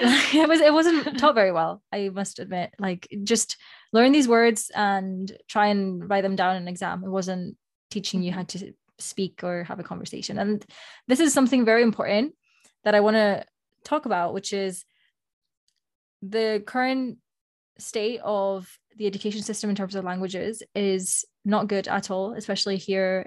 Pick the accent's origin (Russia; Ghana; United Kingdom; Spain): Spain; first language Spanish; English is a second language; moved away; Moni and I, we have been fortunate enough to attend a French school when we were growing up in Spain. And so, well, first of all, our first language is Spanish